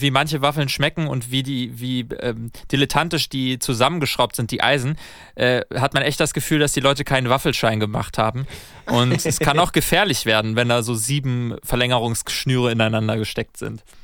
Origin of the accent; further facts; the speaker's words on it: Germany; Ja, also ich als Deutscher